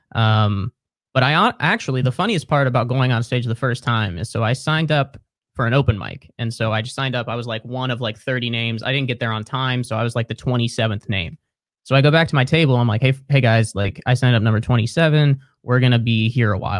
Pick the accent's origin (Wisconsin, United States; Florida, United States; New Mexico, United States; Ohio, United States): Ohio, United States; Cincinnati; moved away as an adult; also born or lived in Columbus, Ohio; now in Brooklyn, United States; So I grew up in Cincinnati, went to college north of Columbus, and then moved to Columbus after I graduated.